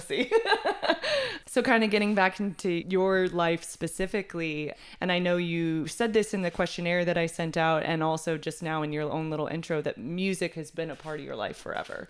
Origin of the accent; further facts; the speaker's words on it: Texas, United States; also born or lived in Seattle, Washington; I'm from Texas originally. I went to Seattle for school, or you know, oh. like Washington. So, you know, big jump out of Texas, but I came back to Texas and I loved it. It's home.